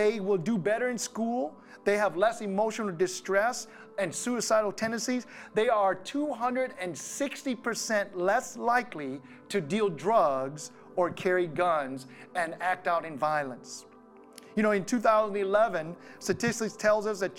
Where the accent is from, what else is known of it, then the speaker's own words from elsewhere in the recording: Wisconsin, United States; growing up in Wisconsin